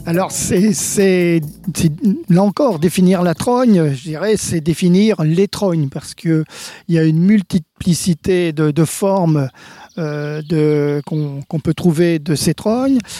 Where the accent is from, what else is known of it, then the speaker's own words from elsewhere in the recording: France; chez nous en France